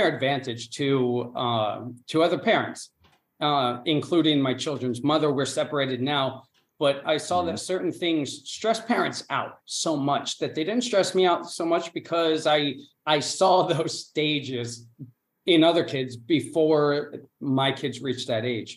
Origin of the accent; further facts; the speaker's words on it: Chadds Ford, Pennsylvania, United States; first language English; moved away as an adult; also born or lived in South Korea; now in Spain; I was born and raised in Pennsylvania, southeastern Pennsylvania, right outside Philly. It's a little town called Chadsford